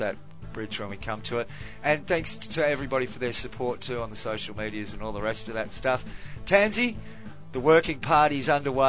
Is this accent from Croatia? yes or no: no; Australia; I sort of have to go for Australia because I'm Australian.